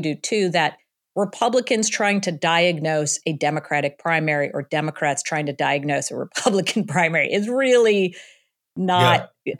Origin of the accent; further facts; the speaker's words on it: Illinois, United States; I grew up in the Chicago suburbs too. And he was there when I was growing up.